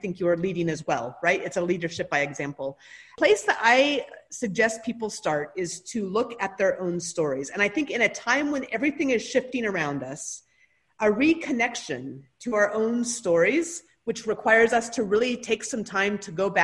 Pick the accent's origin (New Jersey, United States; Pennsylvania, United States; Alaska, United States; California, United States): Alaska, United States; Anchorage; grew up outside of Anchorage, which is most of Alaska doesn't consider to be truly Alaska